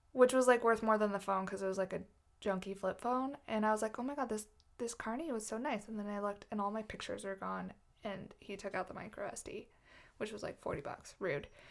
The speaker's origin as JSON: {"language": "English", "country": "United States", "said": "I'm American"}